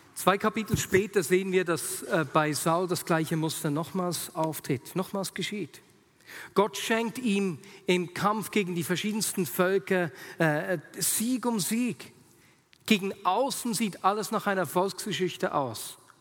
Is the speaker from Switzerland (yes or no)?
yes; Switzerland; sagt man im Dialekt bei uns in der Schweiz